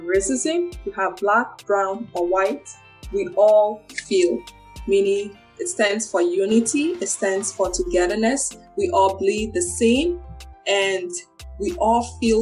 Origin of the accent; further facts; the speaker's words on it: Liberia; now in Canada; I was born in Liberia